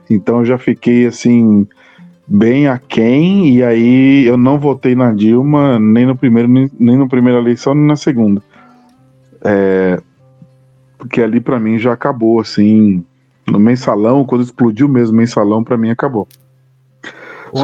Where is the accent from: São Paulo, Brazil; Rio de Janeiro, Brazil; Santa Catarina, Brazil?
São Paulo, Brazil; Mauá; eu cresci no ABC, na cidade de Mauá